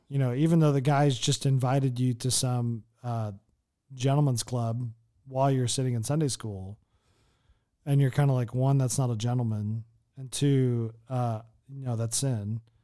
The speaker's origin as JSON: {"language": "English", "country": "United States", "lives_now": "Las Vegas, United States", "said": "as an American sitting here in Las Vegas"}